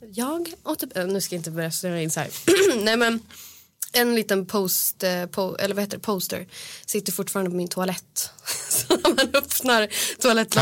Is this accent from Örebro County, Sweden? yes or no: no; Östersund, Jämtland, Sweden; moved away; jag är från Östersund